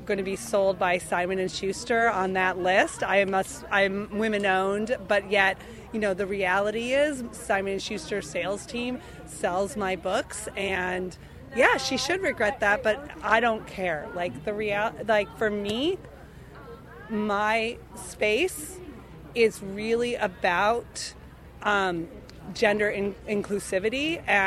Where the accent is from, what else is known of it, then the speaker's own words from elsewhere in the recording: Minneapolis, Minnesota, United States; I was raised in Minneapolis, Minnesota